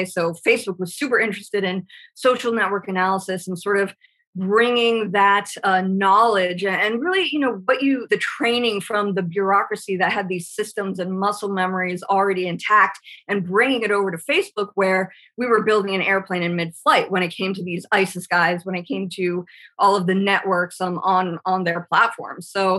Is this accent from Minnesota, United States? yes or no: no; California, United States; And I'm originally from California. When, you know, my dad was a Pendleton Marine, we were at Irvine and El Toro and all those places when they were still up and running.